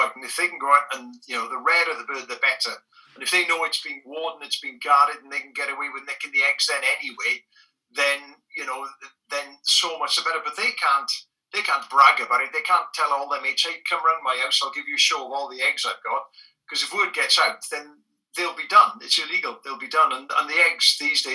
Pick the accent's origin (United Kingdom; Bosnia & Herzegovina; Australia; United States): United Kingdom; Wales; first language Welsh; English is a second language; my first language is Welsh